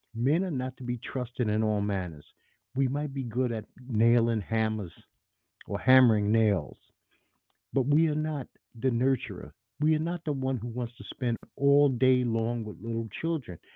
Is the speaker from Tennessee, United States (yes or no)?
no; New York City, New York, United States; I'm a New Yorker, native New Yorker.